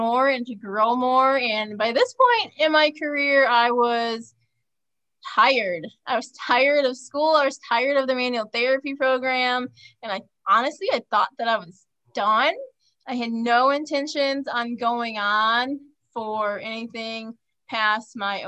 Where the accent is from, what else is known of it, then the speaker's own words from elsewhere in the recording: Minnesota, United States; moved away as an adult; now in Phoenix, United States; I'm from Minnesota